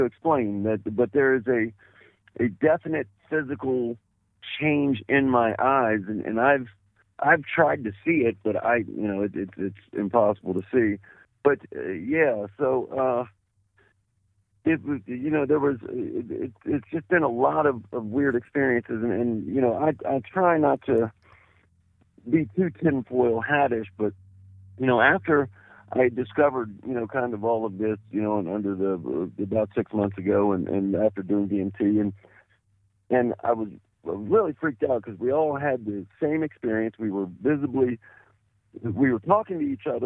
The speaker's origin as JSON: {"language": "English", "town": "Washington", "region": "District of Columbia", "country": "United States", "tie": "born or raised there", "also_born_or_lived": "South Florida / Arlington, Virginia", "said": "I'm originally from Washington, D.C., born in Washington, D.C., went to high school in Washington, D.C., actually in Arlington, Virginia, right across the Potomac."}